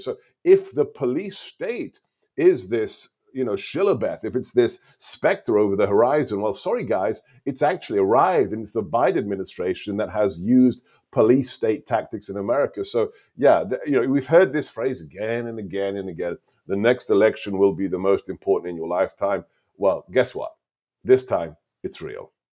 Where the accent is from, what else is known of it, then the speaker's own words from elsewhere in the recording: United Kingdom; first language Hungarian; English is a second language; moved away as an adult; also born or lived in Hungary; now in United States; I was born and raised there